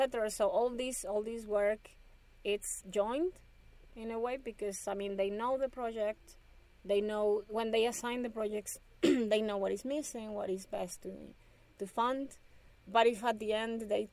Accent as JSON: {"language": "English", "town": "Ciudad Obregón", "region": "Sonora", "country": "Mexico", "said": "I'm originally from Obregon, so I remember knowing Obregon is where the main wheat experimental station is in Mexico"}